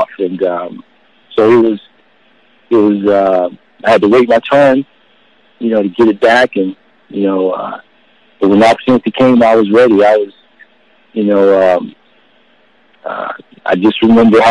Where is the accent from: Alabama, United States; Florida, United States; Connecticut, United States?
Florida, United States; Fernandina Beach; moved away as an adult; I grew up in Pasadena Beach over on Amelia Island, which is right north of Jacksonville, so it was an opportunity for me to come back home and play